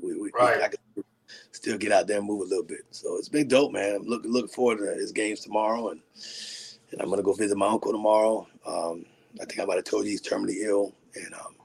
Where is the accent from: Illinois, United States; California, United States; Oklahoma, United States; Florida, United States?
Florida, United States; Miami; We grew up in Miami together